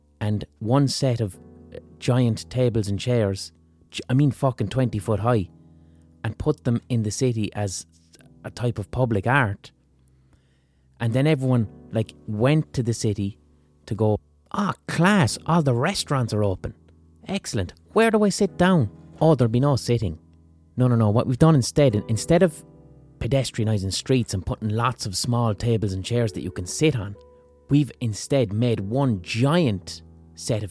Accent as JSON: {"language": "English", "town": "Limerick", "region": "Munster", "country": "Ireland", "said": "I'm from Limerick City, and when you live in Limerick City, this shit is amplified by four"}